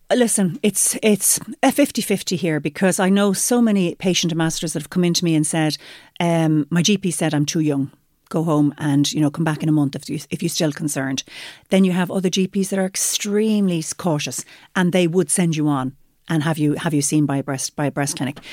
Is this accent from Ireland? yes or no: yes; Limerick, Munster, Ireland; I'm from Limerick